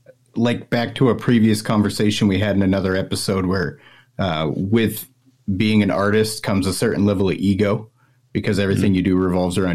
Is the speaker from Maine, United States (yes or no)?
yes; Maine, United States; I'm from Maine. It's a 5-hour drive, you know. So he's a New Englander just like I am.